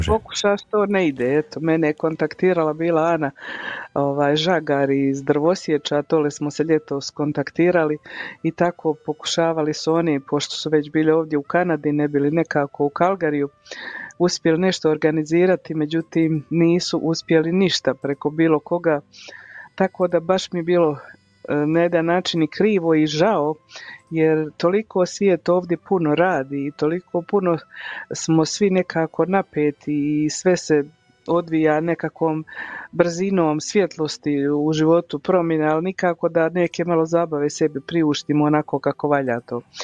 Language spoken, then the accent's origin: Croatian; Croatia; now in Calgary, Canada; kod nas u Hrvatskoj